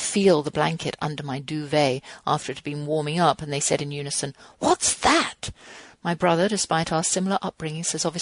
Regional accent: England, United Kingdom; now in United States; I'm English

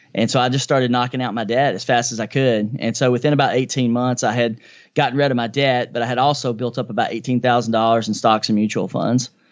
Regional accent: Nashville, Tennessee, United States; I grew up in a low-income family here in East Nashville, in Nashville, Tennessee, my hometown, which I still live in.

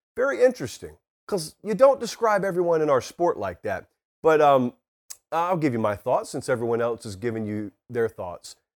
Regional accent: Georgia, United States; born or raised there; moved away

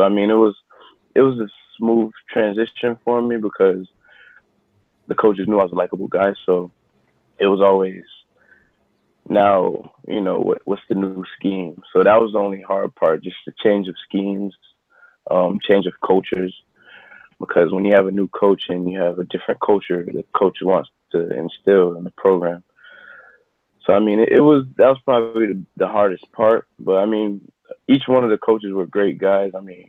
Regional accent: Miami, Florida, United States; growing up in Miami during my high school days

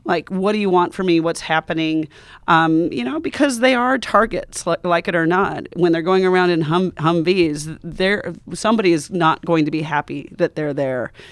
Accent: Montana, United States; moved away; also born or lived in Wyoming; my culture, which is definitely American, I'm from Montana and Wyoming

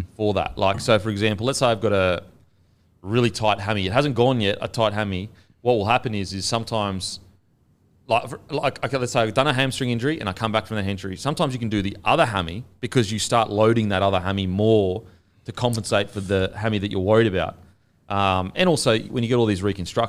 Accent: Australia; As an Australian

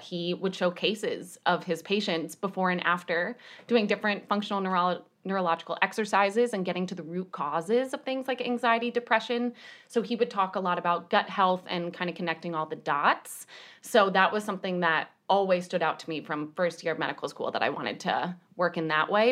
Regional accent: New York, United States; I am also from New York

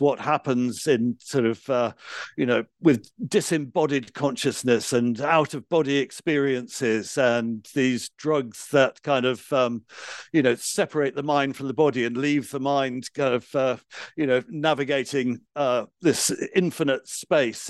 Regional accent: London, United Kingdom; I grew up in London

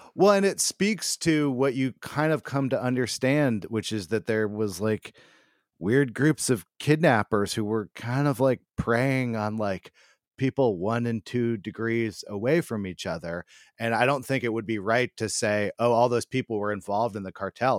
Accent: United States; as an American

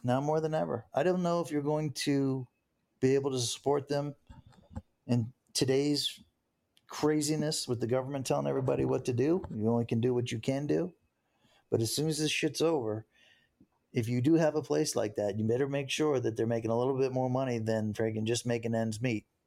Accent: United States; being an American and everything, you know, and growing up here in the United States

